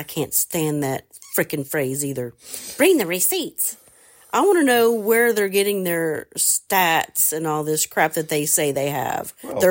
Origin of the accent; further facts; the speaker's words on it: Southern Ohio, United States; when I was growing up in Southern Ohio.